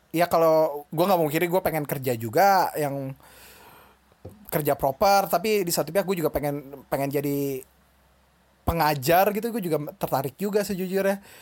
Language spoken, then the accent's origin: Indonesian; Bekasi, West Java, Indonesia; bilang Jakarta padahal orang Bekasi